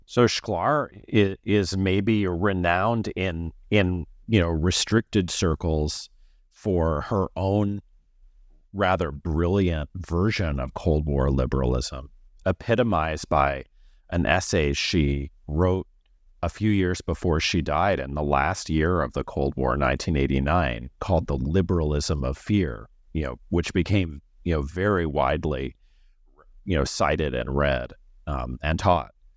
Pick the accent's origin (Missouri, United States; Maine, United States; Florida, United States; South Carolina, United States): Missouri, United States; moved away; I am from Missouri, and I went to college there